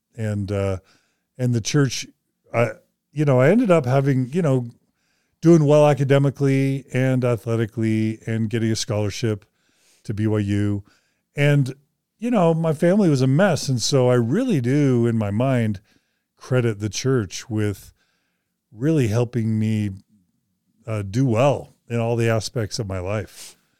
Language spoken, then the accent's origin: English; Houston, Texas, United States; also born or lived in Boise, Idaho / Dallas, Texas; I was born in Boise, I was raised mostly in Texas. six years in Dallas and, like, twelve years in Houston or Katy